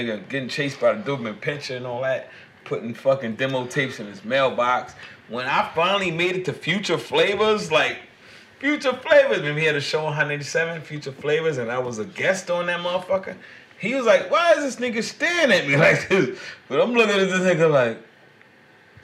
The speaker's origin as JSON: {"language": "English", "town": "New York City", "region": "New York", "country": "United States", "said": "I'm from Brooklyn"}